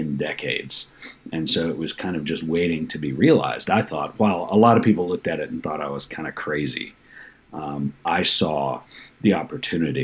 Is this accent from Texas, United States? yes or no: yes; Texas, United States; also born or lived in Portland, Oregon / Seattle; now in Granbury, United States; I grew up in Texas, but not a small town